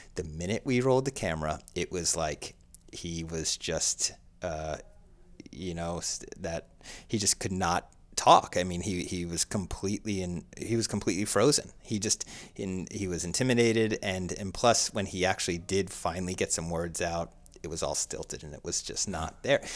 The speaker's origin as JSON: {"language": "English", "area": "Somerset County", "region": "New Jersey", "country": "United States", "tie": "born or raised there", "said": "born and raised in suburbia, U S A and New Jersey"}